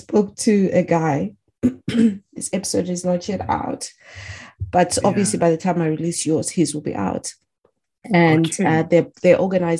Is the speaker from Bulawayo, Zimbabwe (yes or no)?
no; Harare, Zimbabwe; also born or lived in Macheke, Zimbabwe; now in Japan; I lived in Harare. Of course, I grew up in Harare. I went to a boarding school in Macheke, but I did my A-levels at St. John's, Emerald Hill